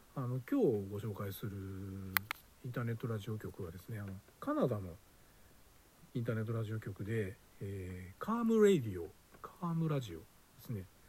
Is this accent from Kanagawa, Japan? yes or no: yes; Yokohama, Kanagawa, Japan; also born or lived in Yamagata; now in Osaka, Japan; 山形生まれ横浜育ち大阪暮らし